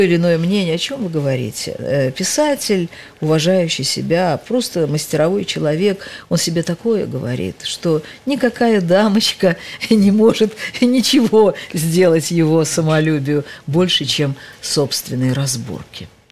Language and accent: Russian; Tashkent, Uzbekistan; moved away as an adult; это только город моего детства, юности, молодости, первого неудачного брака